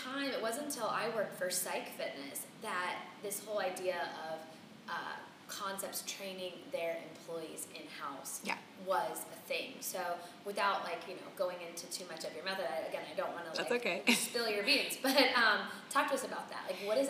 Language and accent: English; Midwest, United States; also born or lived in Chicago; I grew up in the Midwest.